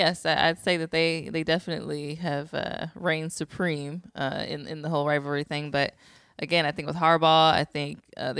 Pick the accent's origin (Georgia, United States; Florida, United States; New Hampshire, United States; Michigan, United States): Michigan, United States; growing up in Michigan